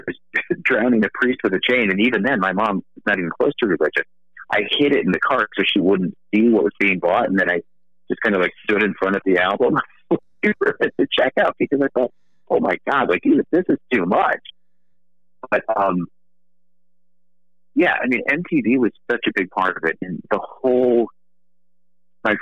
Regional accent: Akron, Ohio, United States; I grew up in Akron, Ohio.

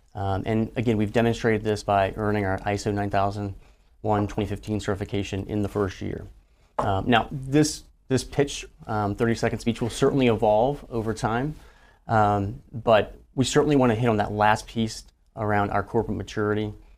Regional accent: Louisiana, United States; growing up in Louisiana, I didn't, I didn't grow up in a military family

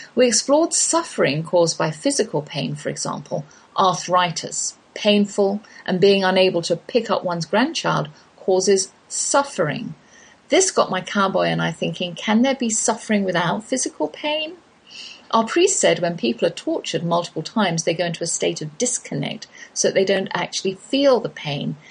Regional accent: England, United Kingdom; accent: English; moved away as an adult; now in Texas, United States; that's my English accent you're hearing, though I've lived in the Lone Star State half my life.

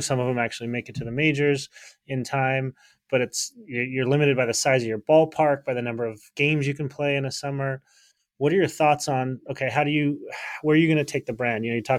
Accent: Salt Lake City, Utah, United States; I grew up in Salt Lake City, Utah. You learn pretty quick how to do sales when you sell ice cream in the snow and the cold of Utah.

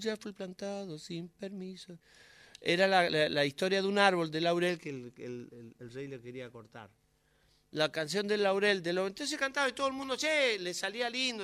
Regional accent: Curuzú Cuatiá, Corrientes, Argentina; now in Buenos Aires, Argentina; Curuzú es mi infancia

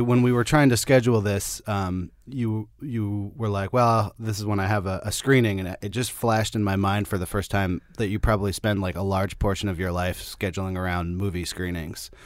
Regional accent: Berkeley, California, United States; I'm, I'm from, uh, Berkeley

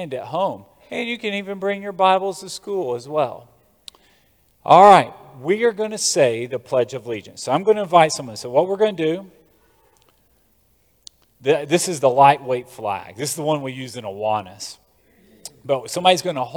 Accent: United States

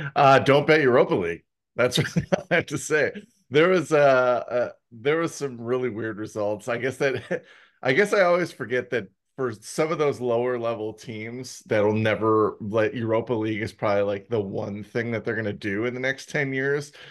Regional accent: Milwaukee, Wisconsin, United States; now in Arizona, United States; I grew up in the Midwest. So I had summer fests back in Milwaukee

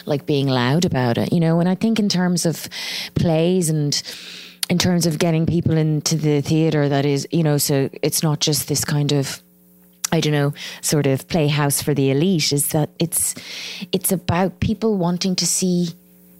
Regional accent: Ireland; accent: Irish; my accent, you know, the Irish accent

